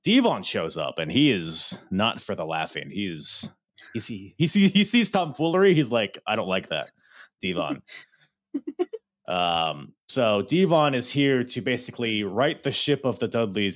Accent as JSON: {"language": "English", "country": "Philippines", "said": "I'm Filipino"}